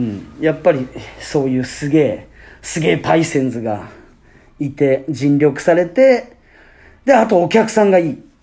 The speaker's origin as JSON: {"language": "Japanese", "region": "Fukuoka", "country": "Japan", "tie": "born or raised there", "said": "僕らね福岡県出身と、はい、なう福岡ステイ、うん、ね、在住なんですけれども"}